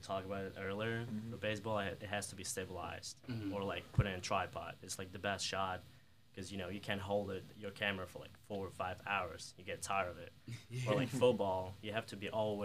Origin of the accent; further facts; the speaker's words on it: Kyiv, Ukraine; English is a second language; moved away as an adult; also born or lived in New York; now in Mississippi, United States; I'm from Europe, from Ukraine, Kiev